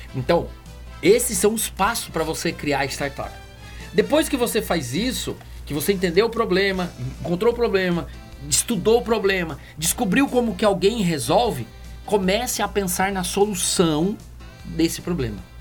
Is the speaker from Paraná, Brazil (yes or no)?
yes; Curitiba, Paraná, Brazil; now in Fortaleza, Brazil; Eu sou de Curitiba